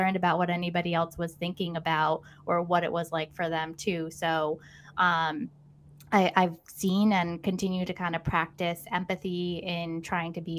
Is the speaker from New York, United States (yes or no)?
no; Connecticut, United States; also born or lived in Boston area; now in Boston, United States; I'm originally from Connecticut, so New England, through and through.